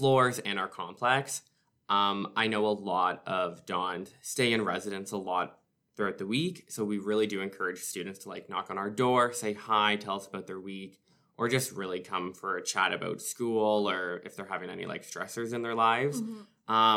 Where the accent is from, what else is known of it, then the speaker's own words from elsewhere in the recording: Orillia, Ontario, Canada; now in North Bay, Canada; I'm from Orillia, so not too far from North Bay.